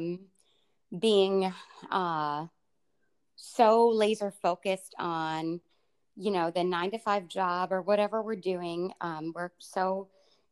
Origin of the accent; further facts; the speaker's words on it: Pittsburgh, Pennsylvania, United States; from my hometown, Pittsburgh